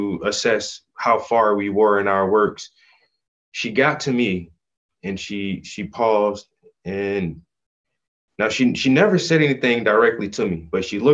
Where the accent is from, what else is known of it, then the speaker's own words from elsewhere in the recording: South Carolina, United States; also born or lived in Atlanta, Georgia / Philadelphia, Pennsylvania; we moved back to South Carolina. And that's where I did like the majority and the bulk of my growing up. So I tell everyone that I'm from South Carolina